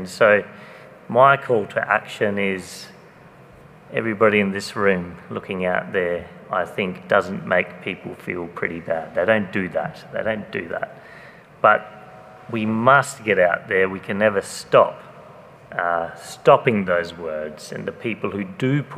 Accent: Australia; I've spent a childhood growing up in Australia

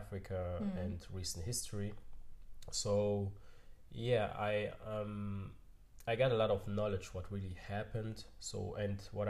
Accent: Germany; also born or lived in Cameroon / United States; I grew up here in Germany

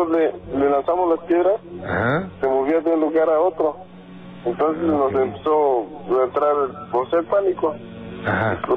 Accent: Tlaxcala, Mexico; now in Toluca, Mexico; yo no soy del estado de Toluca. Cómo del estado de Tlaxcala, pero trabajamos en Toluca.

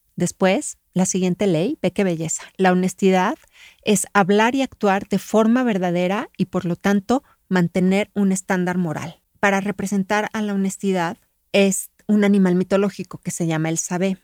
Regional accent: Mexico; yo soy mexicana

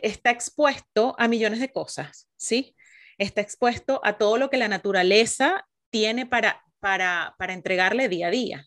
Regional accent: Venezuela; now in Chile; las dos somos venezolanas, sí, nos venimos a conocer muy en profundidad aquí en Chile

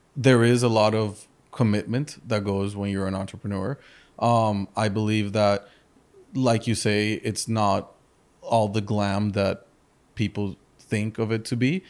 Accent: Madrid, Community of Madrid, Spain; also born or lived in Chicago; now in Miami, United States; I was born in Chicago. Uh, my parents are from Colombia and from the U S. I grew up in Madrid, in Spain, and, uh, then I moved over to Miami fifteen years ago

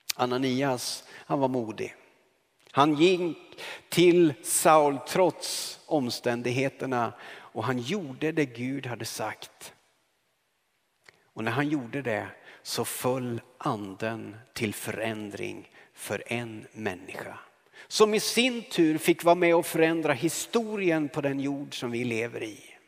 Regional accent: Karlskoga, Örebro County, Sweden; moved away; så kom jag hem till min hemstad Karlskoga

